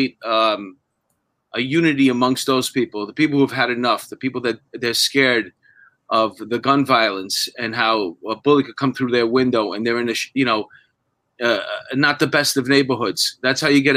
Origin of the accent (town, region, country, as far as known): New York City, New York, United States; born or raised there